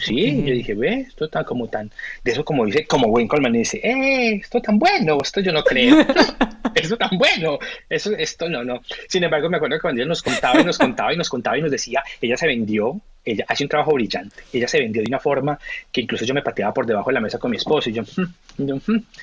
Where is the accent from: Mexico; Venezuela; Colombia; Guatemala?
Colombia; first language Spanish; moved away as an adult; now in Australia; Colombiano, supremamente orgulloso de mi país, orgullosamente colombiano hasta, hasta que me muera, español, mi primera lengua hasta que me muera, pero hace 13 años vivo en este país, hace 13 años llamo a Australia mi, mi, casa